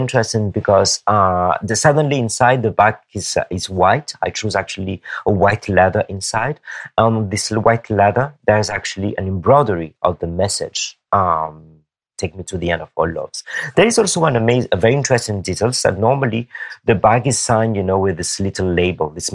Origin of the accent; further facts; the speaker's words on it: Madagascar; I'm from Madagascar, but and then my blood, actually, you know, it's Malagasy blood